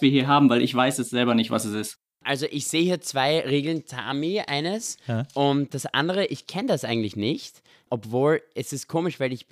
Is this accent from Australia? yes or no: no; Israel; Aber ich bin immer mit so zwei Sachen aufgewachsen in Israel, also von Süßigkeiten.